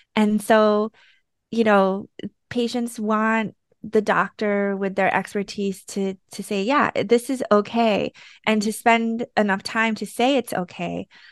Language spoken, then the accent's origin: English; United States; I'm Korean American